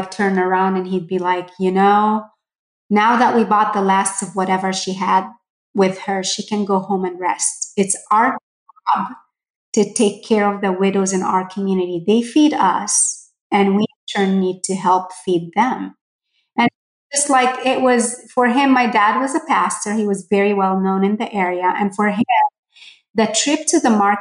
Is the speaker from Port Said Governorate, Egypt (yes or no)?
yes; Port Said, Port Said Governorate, Egypt; moved away; I grew up in Port Said, Egypt